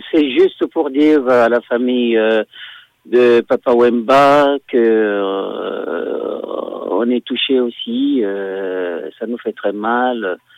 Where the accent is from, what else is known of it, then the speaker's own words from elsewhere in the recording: Guinea; Moi, je suis guinéen 100%.